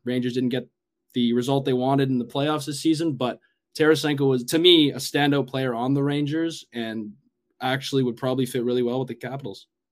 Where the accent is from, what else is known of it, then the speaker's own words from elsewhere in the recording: Edmonton, Alberta, Canada; I'm from Edmonton